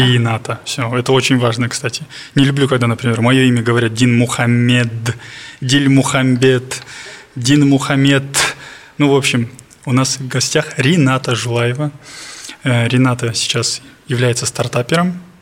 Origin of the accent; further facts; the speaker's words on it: Almaty, Kazakhstan; я с Алматы